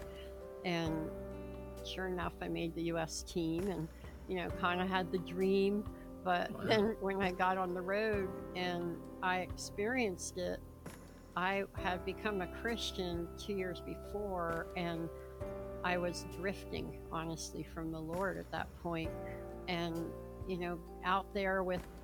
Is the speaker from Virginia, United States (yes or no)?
no; Philadelphia, Pennsylvania, United States; I was born in Philadelphia and pretty much, you know, grew up all around there.